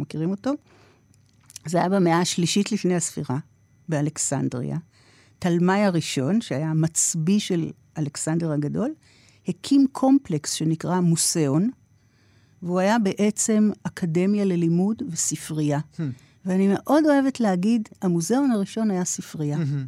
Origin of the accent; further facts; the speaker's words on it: Tel Aviv, Tel Aviv District, Israel; גדלתי ברמת אביב mm-hmm. של שנות ה-60